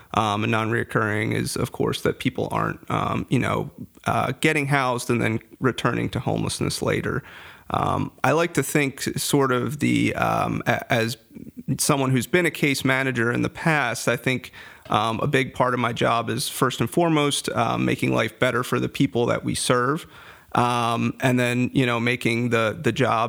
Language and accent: English; Farmdale, Pennsylvania, United States; also born or lived in West Chester, Pennsylvania; I grew up in Lancaster County, a little place called Farmdale